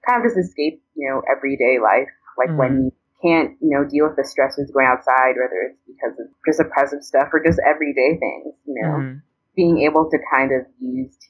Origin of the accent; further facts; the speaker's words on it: Hartford, Connecticut, United States; now in Boston, United States; I grew up in Hartford, Connecticut